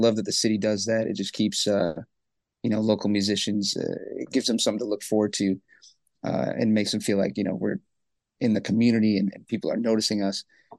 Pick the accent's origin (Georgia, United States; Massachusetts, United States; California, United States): Massachusetts, United States; Worcester; moved away; also born or lived in Grafton, Massachusetts; And growing up in Worcester